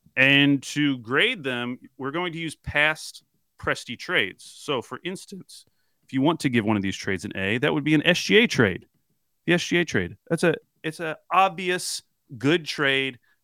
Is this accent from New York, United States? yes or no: no; Oklahoma, United States; my family growing up in Oklahoma